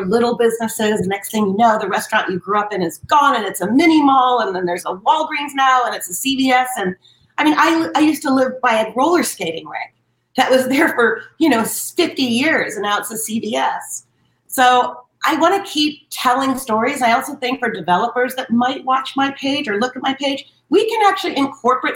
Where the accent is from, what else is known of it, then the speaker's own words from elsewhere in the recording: Beverly Hills, California, United States; also born or lived in Hollywood, Los Angeles; I was born at Cedars in Hollywood. And then my dad moved from Philadelphia to Beverly Hills in 68. So I grew up there my whole life